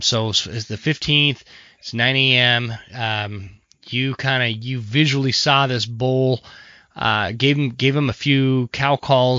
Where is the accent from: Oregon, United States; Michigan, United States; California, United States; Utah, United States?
Utah, United States; Draper; I grew up in Draper, Utah